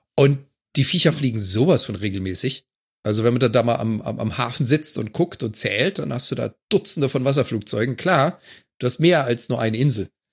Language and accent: German; Germany; now in Canada; als Deutscher, der in Kanada lebt